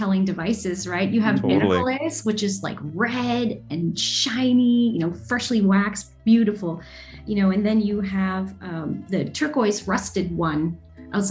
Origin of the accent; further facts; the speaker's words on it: Toronto, Ontario, Canada; also born or lived in Windsor, Ontario; now in San Francisco, United States; I was born in Windsor, Ontario, but went to school in Toronto. So I was there for quite a while before moving to San Francisco